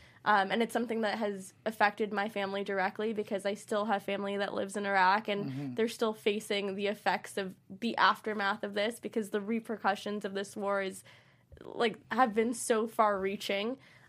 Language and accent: English; United States; So for me as a child, I feel like I had a very different perspective being Iraqi American, having parents who are Iraqi